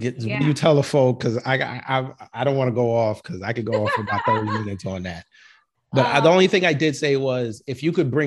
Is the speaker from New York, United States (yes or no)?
yes; New York, United States; now in Georgia, United States; down here in Georgia, now that I live, because I'm from New York